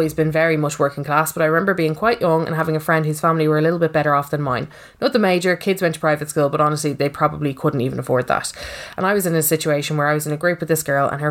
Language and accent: English; Dublin, County Dublin, Ireland; I said, Castleknock